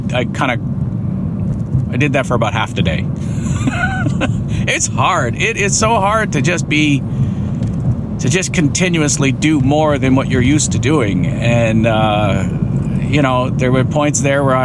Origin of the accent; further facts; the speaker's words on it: Windsor, Ontario, Canada; Where I grew up in Windsor, we had a waterfront